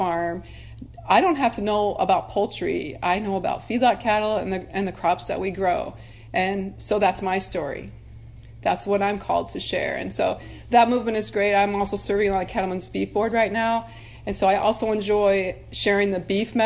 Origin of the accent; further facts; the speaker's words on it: Nebraska, United States; I was from Nebraska, and family farm, have cattle